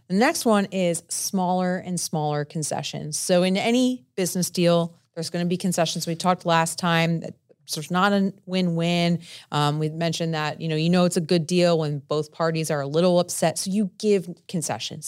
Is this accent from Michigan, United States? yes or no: no; New Jersey, United States; I'm from Jersey, I'm Italian